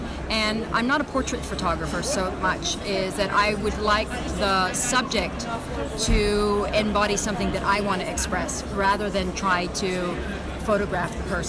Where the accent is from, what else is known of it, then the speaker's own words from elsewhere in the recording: United States; now in Switzerland; because of coming from two cultures, being both American and Iranian, living in Switzerland